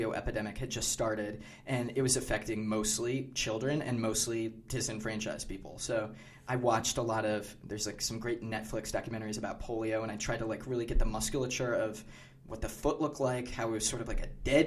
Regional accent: Michigan, United States; we're all from Michigan

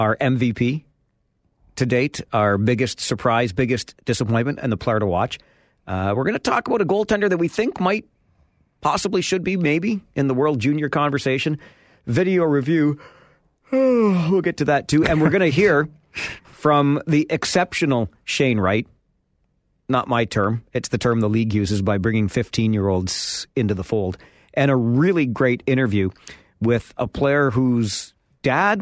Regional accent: Kitchener, Ontario, Canada; I grew up in Kitchener

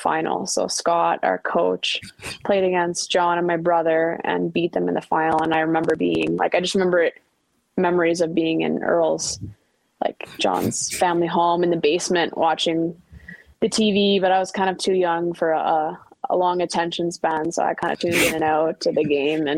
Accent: Ottawa, Ontario, Canada; Ottawa's my hometown

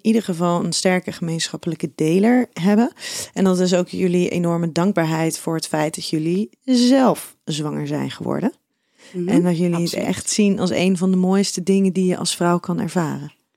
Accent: Schiedam, South Holland, Netherlands; jij komt ook uit Schiedam, net als ik

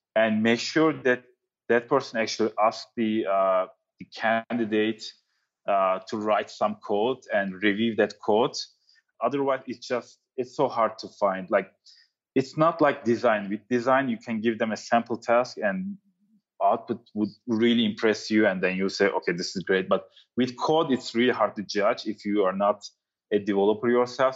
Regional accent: Turkey; also born or lived in New York City; now in San Francisco, United States; I'm from Turkey

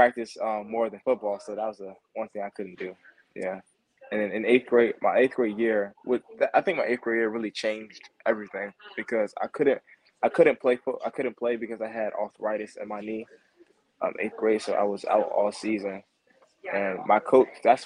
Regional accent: Maryland, United States; also born or lived in New Jersey / Washington, D.C.; I was born in New Jersey, then moved to the Washington, D.C. area when I was about 3. I grew up mostly in Maryland

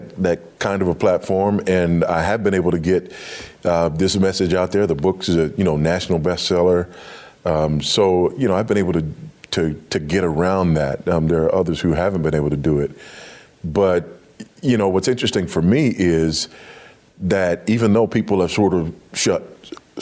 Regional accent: Los Angeles, California, United States; I grew up in Los Angeles on a fault line

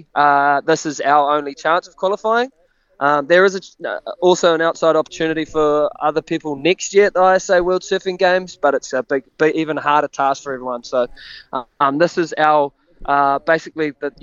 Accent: Raglan, Waikato, New Zealand; I'm coming from Raglan

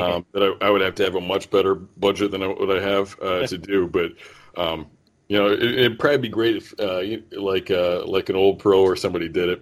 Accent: Northern Ohio, United States; I was born in Northern Ohio

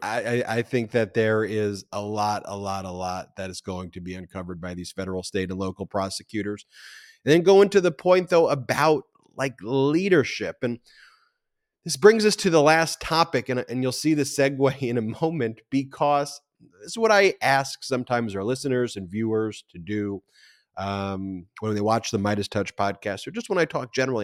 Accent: Nassau County, New York, United States; I'm from Nassau County

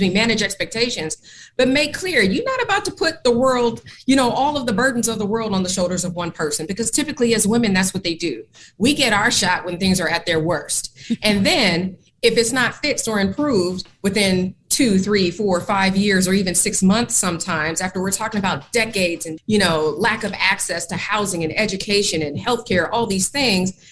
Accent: Oakland, California, United States; moved away as an adult; also born or lived in Portland, Oregon; now in Philadelphia, United States; my hometown of Oakland, California, that's where I'm from

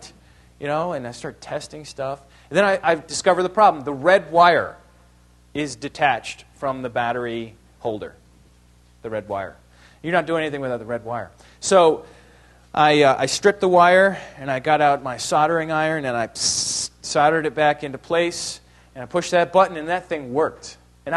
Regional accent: New York, United States; also born or lived in Ohio; I was born in Ohio, but I grew up in New York

